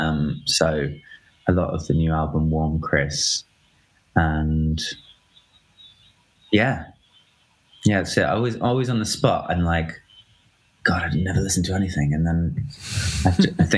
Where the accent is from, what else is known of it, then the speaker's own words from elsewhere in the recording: United Kingdom; I'm British